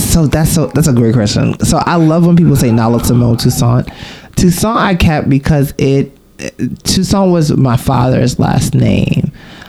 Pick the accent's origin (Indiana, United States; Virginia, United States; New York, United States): New York, United States; New York City; Oh, so I live in born and raised in Brooklyn. BK in the house. I grew up in Bushwick.